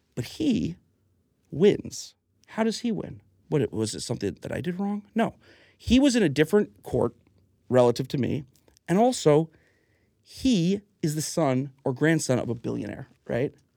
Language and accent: English; Huntington, New York, United States; also born or lived in North Carolina; I was born in Huntington Hospital on, on Long Island